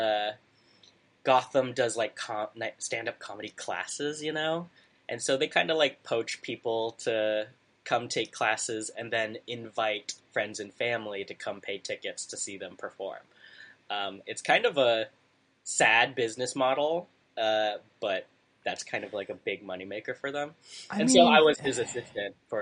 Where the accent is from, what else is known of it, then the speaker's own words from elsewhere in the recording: the Bay Area, California, United States; also born or lived in Savannah, Georgia; now in New York, United States; I grew up in California, the Bay Area.